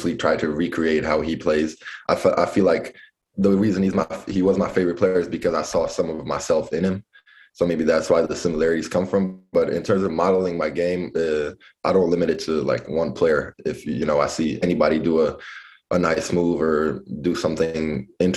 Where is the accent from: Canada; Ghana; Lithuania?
Lithuania; So I grew up mostly in Lithuania, but I had maybe like periods of like a year or two living in a foreign country because he coaches over there.